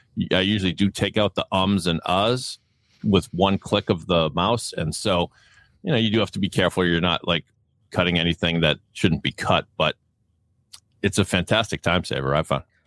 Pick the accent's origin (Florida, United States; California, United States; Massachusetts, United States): Massachusetts, United States; Boston; accent: Boston; my Boston accent